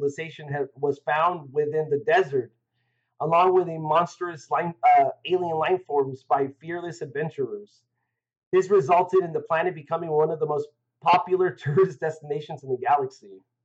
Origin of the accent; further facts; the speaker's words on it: United States; I'm American